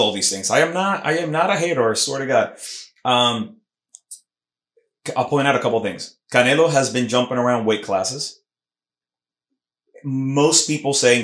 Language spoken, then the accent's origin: English; Puerto Rico; accent: Puerto Rican; my Puerto Rican accent mixing with the Mexican accent